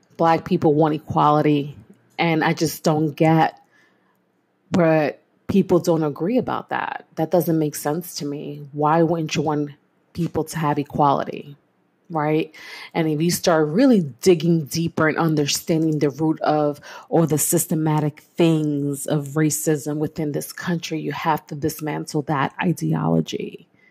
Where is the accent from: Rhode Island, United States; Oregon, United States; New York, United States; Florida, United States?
New York, United States; New York City; I am born and raised in East New York, Brooklyn